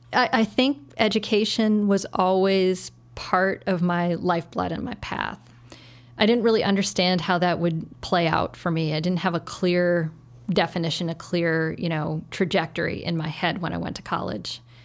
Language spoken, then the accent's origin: English; Saint Paul, Minnesota, United States; moved away as an adult; now in Chicago, United States; I grew up in Saint Paul, um, and, which was a, a wonderful place to grow up